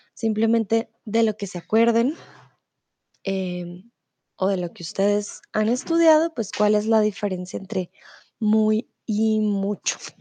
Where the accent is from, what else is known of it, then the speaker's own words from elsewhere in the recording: Bogotá, Colombia; now in Mexico; soy de Colombia, de Bogotá, pero ah, ahora estoy en México